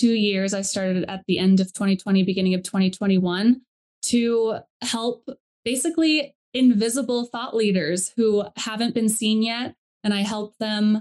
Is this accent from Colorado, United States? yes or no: yes; Colorado, United States; I grew up in Colorado